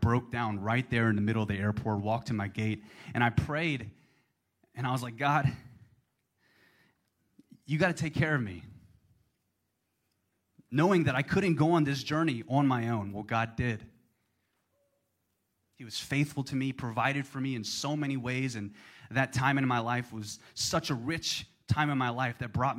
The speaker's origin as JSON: {"language": "English", "town": "Baton Rouge", "region": "Louisiana", "country": "United States", "tie": "born or raised there", "also_born_or_lived": "New York City", "moved": "as an adult", "lives_now": "Austin, United States", "said": "My mom lives in Baton Rouge, Louisiana, my hometown"}